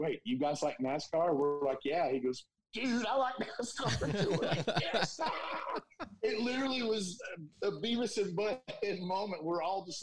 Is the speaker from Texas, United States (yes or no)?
no; Bristol, Tennessee, United States; I grew up in Bristol, right by the track